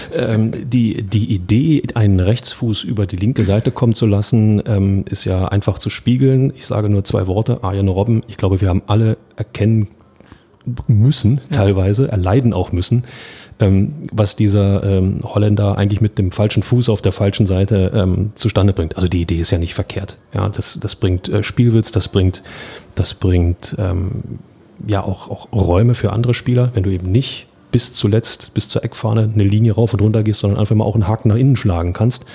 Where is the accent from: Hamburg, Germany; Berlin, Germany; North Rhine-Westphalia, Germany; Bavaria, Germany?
Berlin, Germany; kommen wir aus Berlin